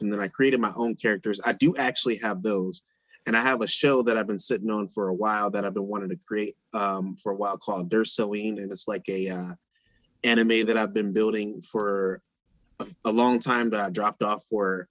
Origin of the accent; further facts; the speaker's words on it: Detroit, Michigan, United States; moved away as an adult; also born or lived in Pontiac, Michigan; now in Iowa, United States; I'm from Detroit, and I moved to the Pontiac when I was uh, 16